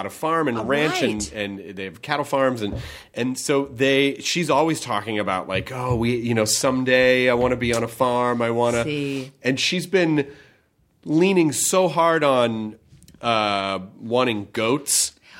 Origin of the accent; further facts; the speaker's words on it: Memphis, Tennessee, United States; also born or lived in Kentucky; Yeah, I did. I'm from Memphis. I was born in Kentucky, but I grew up in Memphis.